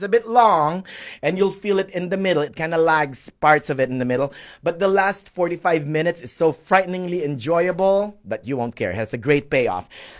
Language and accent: English; Indiana, United States; I'm from Indiana.